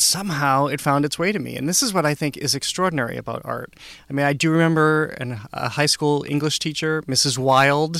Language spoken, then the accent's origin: English; Upton, Massachusetts, United States; I grew up in Upton, Massachusetts